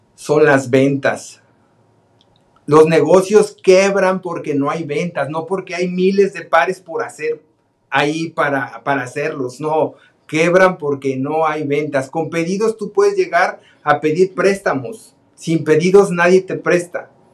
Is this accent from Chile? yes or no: no; Guadalajara, Jalisco, Mexico; now in United States; somos de Guadalajara, Jalisco, los dos. Este, de ahí son nuestras familias también